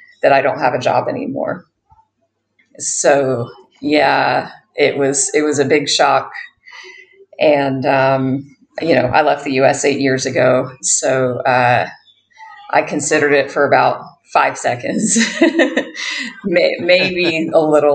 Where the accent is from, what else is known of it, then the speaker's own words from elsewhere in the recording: United States; accent: American; moved away as an adult; also born or lived in Bali; now in Thailand; I am an American, if you can't hear that from my accent